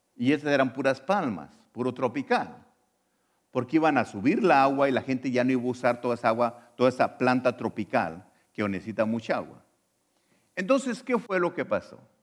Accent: Mexico; now in United States; Yo antes nací en México, era ciudadano ah, mexicano

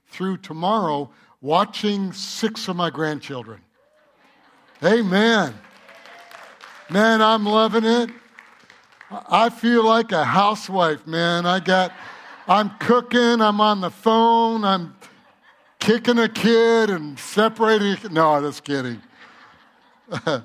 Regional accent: Michigan, United States; moved away; I'm from Michigan.

